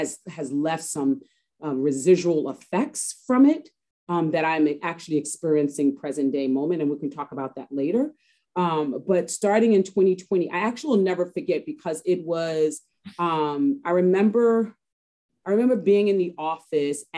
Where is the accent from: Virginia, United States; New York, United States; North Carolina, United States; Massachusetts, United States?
New York, United States; I am from Harlem, born and raised native New Yorker, and I'm still in Harlem